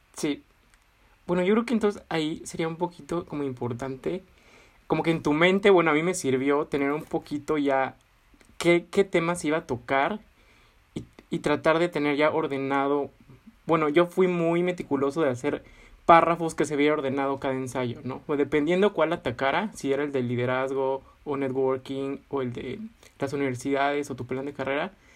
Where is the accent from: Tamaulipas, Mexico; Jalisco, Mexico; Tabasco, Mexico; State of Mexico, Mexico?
Tabasco, Mexico; Villahermosa; moved away as an adult; now in Leeds, United Kingdom; yo soy de Villahermosa, Tabasco